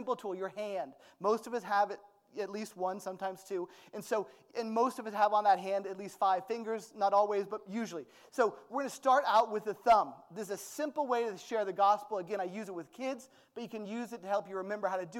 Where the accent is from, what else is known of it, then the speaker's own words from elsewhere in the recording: United States; I'm American